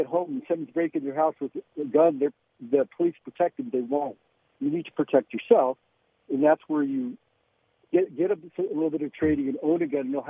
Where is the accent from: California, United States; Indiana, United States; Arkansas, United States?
California, United States; I grew up in California.